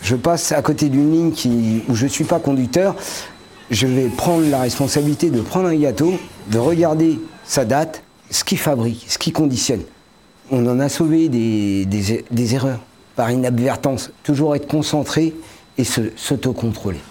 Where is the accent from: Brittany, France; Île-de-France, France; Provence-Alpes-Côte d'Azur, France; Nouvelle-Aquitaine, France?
Île-de-France, France; Paris region; moved away as an adult; now in Morbihan, France